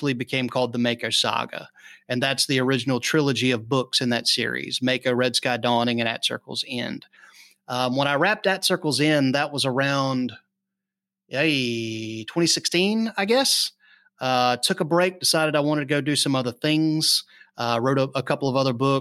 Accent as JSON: {"language": "English", "region": "North Florida", "country": "United States", "tie": "born or raised there", "said": "we lived out in the sticks in North Florida."}